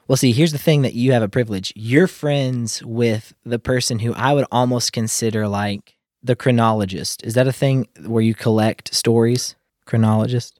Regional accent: Kentucky, United States; I'm feeling kinda like a country bumpkin. I'm from Kentucky

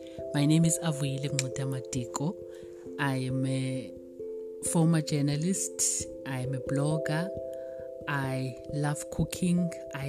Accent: South Africa; I am a South African citizen

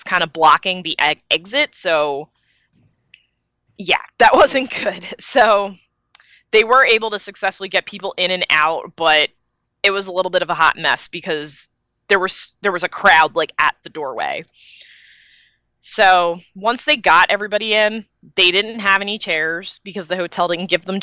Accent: Philadelphia, Pennsylvania, United States; I came from Philly

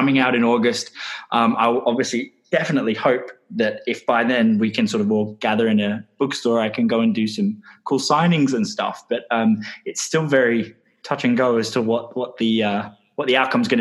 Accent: London, United Kingdom; I grew up in London

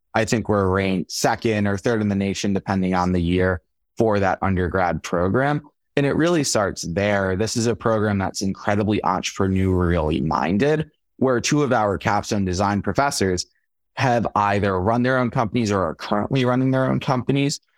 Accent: Long Island, New York, United States; moved away as an adult; also born or lived in Atlanta, Georgia; I'm originally from Long Island, New York

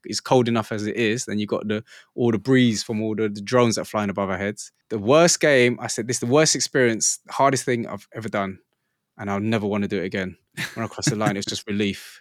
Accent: England, United Kingdom; I'm from England

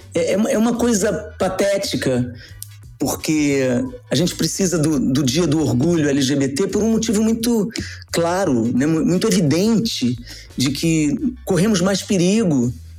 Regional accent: Rio de Janeiro, Brazil; moved away as an adult; also born or lived in Niterói; now in São Paulo, Brazil; como carioca, nascido em Niterói, mas moro no Rio há muitos anos, morava no Rio há muitos anos, meu, meu título é de lá.

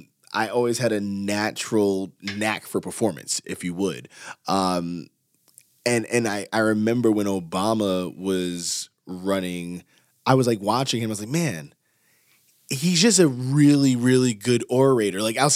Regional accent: Yonkers, New York, United States; led to people being in the projects that we grew up in Yonkers

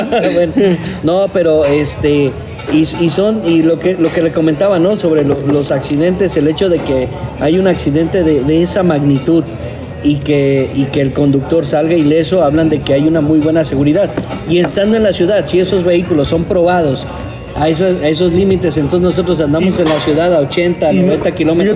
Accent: Veracruz, Mexico; Yo, soy del puerto de Veracruz

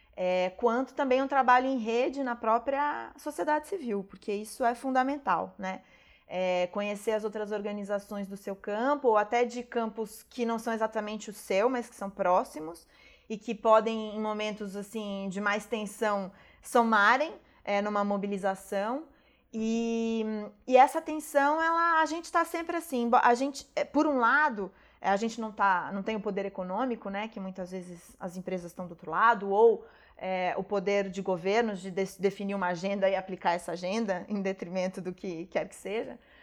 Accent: Brazil

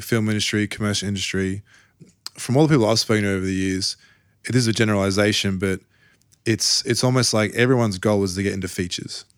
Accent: Australia; I'm from Australia

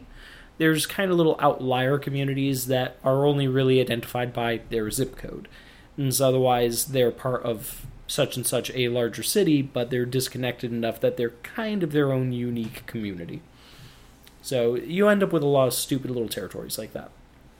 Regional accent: Midwest, United States; I'm from this little tiny community out in the Midwest. It's one of those little unnamed communities I was telling you about in between recordings.

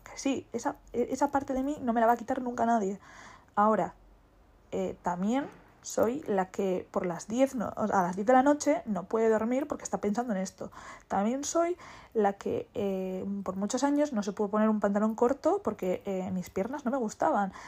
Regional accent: Basque Country, Spain; soy vasca

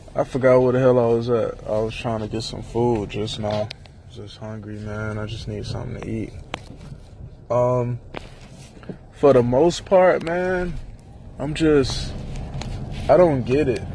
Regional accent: Miami, Florida, United States; I'm from Miami

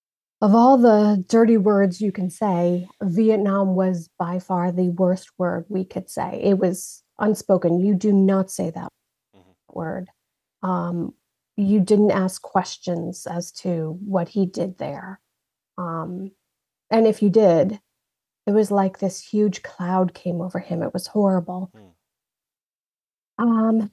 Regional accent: New York, United States; also born or lived in New Jersey; now in Kansas, United States; I am a Jersey girl, born in Jersey. Nice. Yeah. I was raised in New York, though.

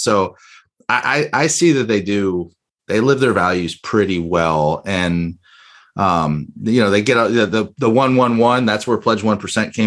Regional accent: Miami, Florida, United States; growing up in Miami

